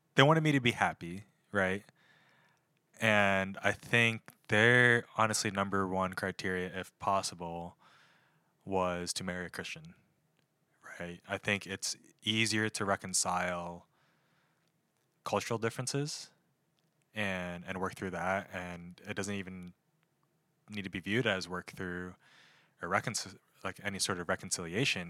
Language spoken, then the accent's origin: English; North Wales, Pennsylvania, United States; moved away as an adult; also born or lived in Harrisburg, Pennsylvania; From North Wales, Pennsylvania